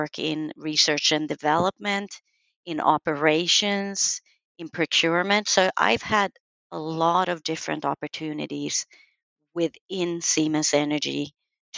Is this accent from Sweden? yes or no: yes; Sweden; I was born and raised in Sweden